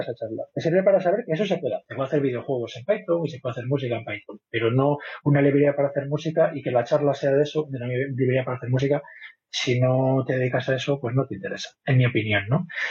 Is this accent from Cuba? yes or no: no; Vigo, Galicia, Spain; now in Madrid, Spain; yo soy de Vigo, pero vivo en Madrid hace mucho tiempo